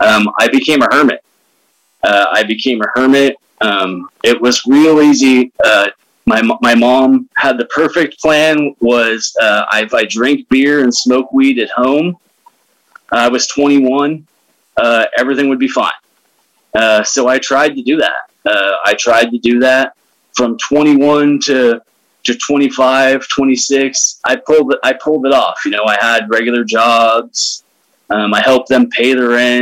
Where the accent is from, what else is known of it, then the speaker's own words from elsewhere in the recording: Willows, California, United States; also born or lived in Salt Lake City, Utah; Willows is where I'm from, is where I grew up